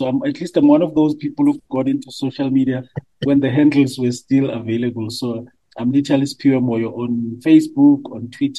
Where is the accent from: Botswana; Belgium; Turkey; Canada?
Botswana; Francistown; So we grew up in Francistown, Botswana.